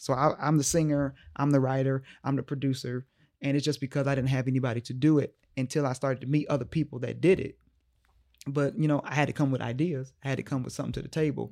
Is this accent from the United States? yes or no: yes; Omaha, Nebraska, United States; moved away as an adult; also born or lived in Boston; here in my hometown